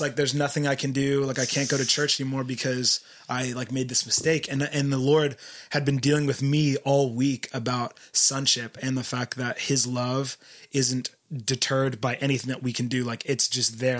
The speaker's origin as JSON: {"language": "English", "town": "Philadelphia", "region": "Pennsylvania", "country": "United States", "moved": "as an adult", "lives_now": "Isla Vista, United States", "said": "I'm from Philadelphia originally"}